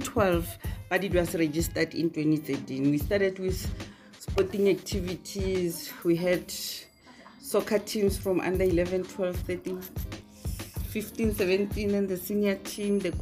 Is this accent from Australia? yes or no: no; Ga-Rankuwa, North West, South Africa; also born or lived in Johannesburg, South Africa; I'm originally from Harankuwa, Zone 1.